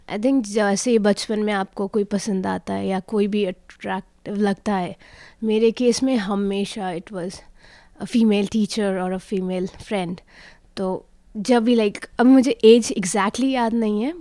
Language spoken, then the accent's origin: Hindi; Hyderabad, Telangana, India; born there; मेरा जन्म हैदराबाद में हुआ था पापा आर्मी में थे तो हम काफ़ी शहरों में रह के आए थे